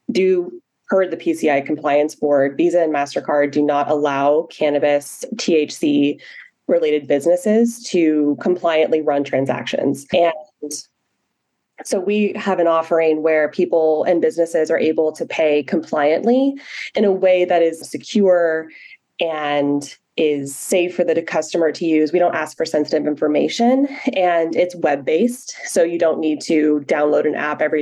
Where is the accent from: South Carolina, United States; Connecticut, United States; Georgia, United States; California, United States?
California, United States; Humboldt County; I am from Humboldt County. And if you are not familiar with Humboldt County, it is the mecca of the weed industry.